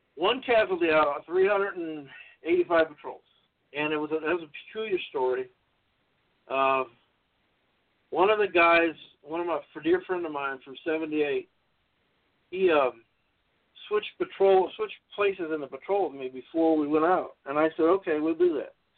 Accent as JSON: {"language": "English", "town": "Los Angeles", "region": "California", "country": "United States", "tie": "born or raised there", "said": "I went to North Hollywood High School. I was born in North Hollywood, California"}